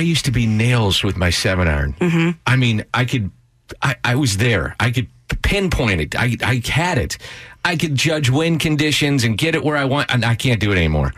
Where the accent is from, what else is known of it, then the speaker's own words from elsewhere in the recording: St. Louis, Missouri, United States; I grew up in South St. Louis